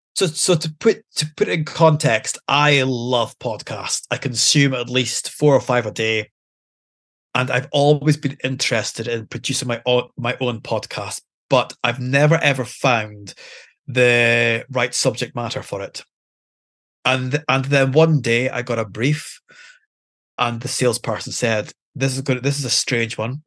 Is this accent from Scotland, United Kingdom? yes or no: yes; Aberdeen, Scotland, United Kingdom; I'm born and bred in Aberdeen